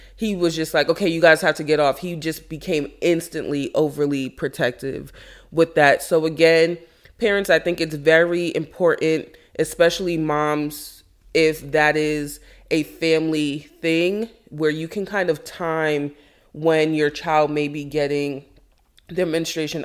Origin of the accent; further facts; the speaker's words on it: Jamaica; I am Jamaican